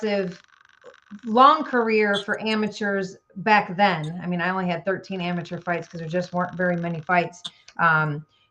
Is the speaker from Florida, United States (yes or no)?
no; Chicago suburbs, Illinois, United States; I'm from Chicago. I mean, I fought out of Chicago. I didn't live in Chicago, the suburbs